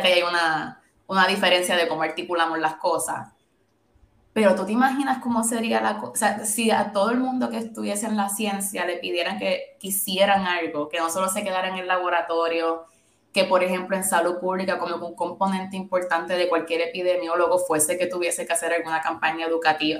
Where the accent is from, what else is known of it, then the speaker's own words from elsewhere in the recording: Puerto Rico; moved away as an adult; also born or lived in Syracuse, United States; yo viví, me crié en Puerto Rico toda mi vida, de bachillerato me fui a Syracuse University